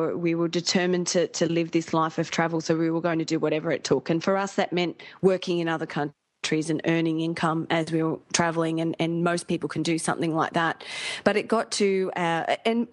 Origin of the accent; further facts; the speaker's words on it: Australia; moved away as an adult; also born or lived in London; We're from Australia